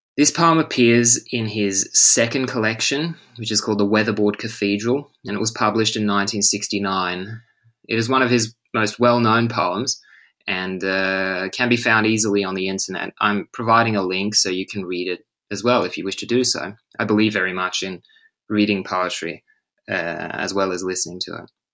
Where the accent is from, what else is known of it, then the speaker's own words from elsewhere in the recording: Australia; now in Stockholm, Sweden; as an English teacher and an Australian